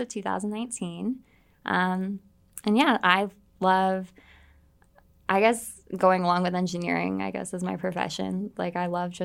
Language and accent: English; Southern California, United States; moved away as an adult; now in Boston, United States; I'm originally from Southern California. I moved to Boston when I was 18 to go to BU